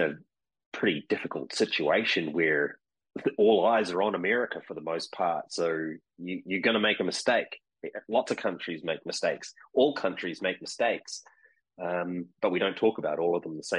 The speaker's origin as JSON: {"language": "English", "country": "New Zealand", "tie": "born or raised there", "moved": "yes", "said": "growing up in New Zealand, which is where I'm from originally"}